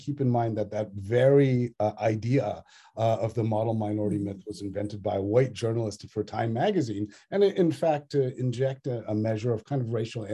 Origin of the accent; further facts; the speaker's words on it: Northern Virginia, United States; also born or lived in Australia; my own childhood growing up in Northern Virginia with a loving Tamilian Brahmin family